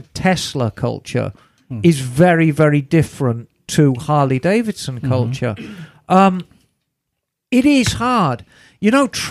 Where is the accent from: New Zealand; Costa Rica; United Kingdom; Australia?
United Kingdom; Birmingham, West Midlands; Where I grew up in Birmingham